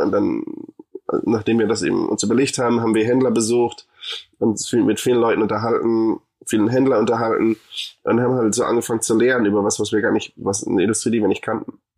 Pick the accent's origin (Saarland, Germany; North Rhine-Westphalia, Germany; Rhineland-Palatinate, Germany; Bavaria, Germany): Bavaria, Germany; Munich; moved away as an adult; also born or lived in Hamburg / Argentina; now in United States; ich bin in München geboren